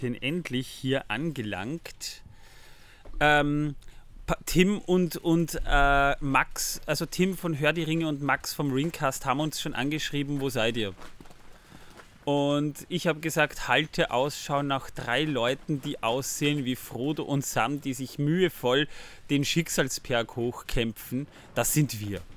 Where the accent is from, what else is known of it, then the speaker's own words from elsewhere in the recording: Austria; bei uns in Österreich